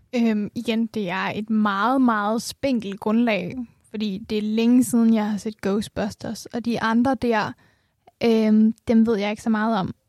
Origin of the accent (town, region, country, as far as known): Denmark